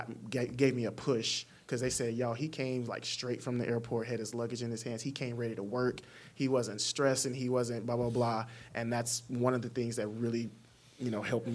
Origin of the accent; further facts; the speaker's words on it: the South, United States; also born or lived in Arkansas; I'm from the South